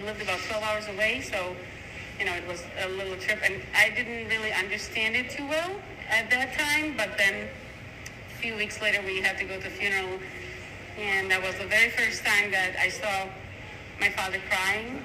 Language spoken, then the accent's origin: English; Slovakia; moved away; also born or lived in Czech Republic; I was born in Czech Republic because my parents were, my father was stationed there, but I'm actually Slovak